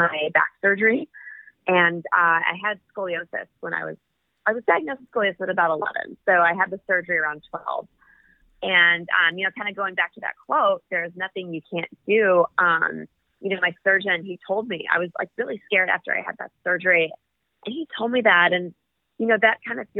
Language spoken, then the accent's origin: English; California, United States; I come from California.